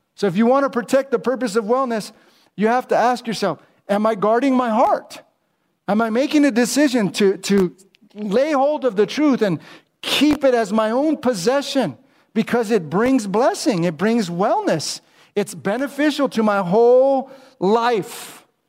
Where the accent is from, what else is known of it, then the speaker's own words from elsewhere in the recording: United States; I'm American